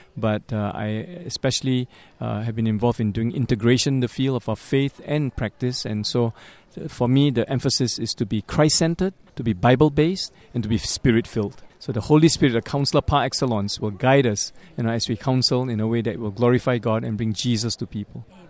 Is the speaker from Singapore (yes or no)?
yes; Singapore; moved away as an adult; also born or lived in Montreal; I'm originally from Singapore